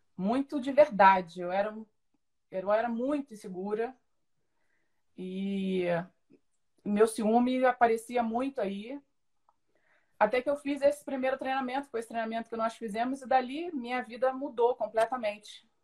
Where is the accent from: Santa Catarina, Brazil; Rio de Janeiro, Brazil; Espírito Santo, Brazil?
Rio de Janeiro, Brazil; São Gonçalo; eu sou de São Gonçalo, nasci em São Gonçalo, cresci lá